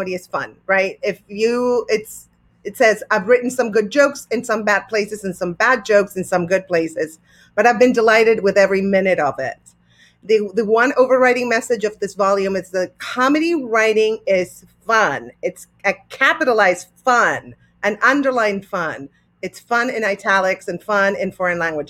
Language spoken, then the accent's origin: English; Argentina; I'm from Argentina, so, you know, I have Spanish ears